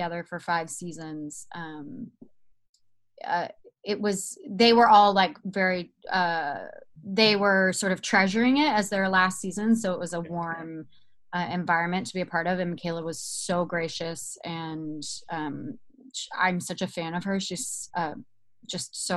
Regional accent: Georgia, United States; now in Malibu, United States; I'm in Malibu and they call Malibu, Alabama, and I'm from Georgia

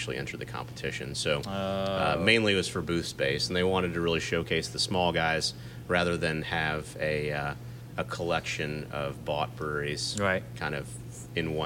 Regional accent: St. Louis, Missouri, United States; moved away; I'm originally from St. Louis

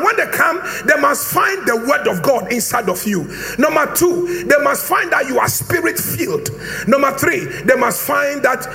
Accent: Brekusu, Eastern Region, Ghana

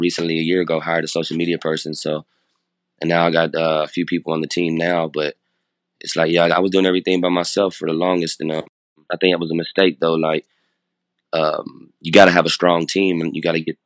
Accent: Louisville, Kentucky, United States; we grew up in Hill Street in Louisville, Kentucky

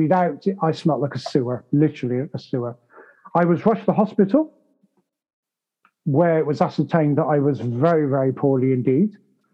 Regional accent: United Kingdom; I'm British

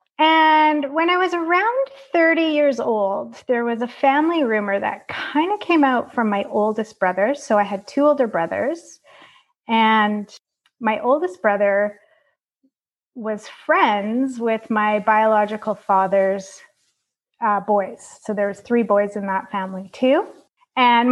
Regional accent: Calgary, Alberta, Canada; I was born in Calgary, Alberta in 1976

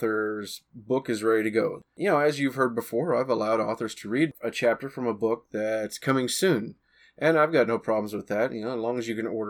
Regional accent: Missouri, United States; accent: country or southern; being a guy from Missouri, I probably sounded very country, very country or southern to her

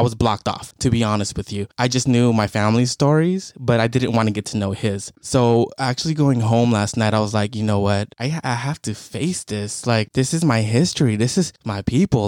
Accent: United States; being Cambodian American

